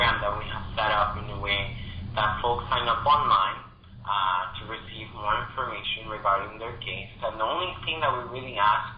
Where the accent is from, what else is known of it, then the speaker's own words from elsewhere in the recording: Texas, United States; I grew up in Texas